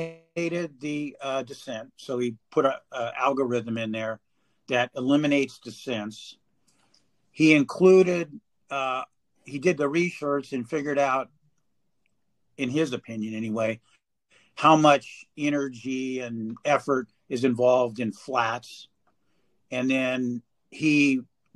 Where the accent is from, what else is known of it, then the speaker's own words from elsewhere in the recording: California, United States; I'm from California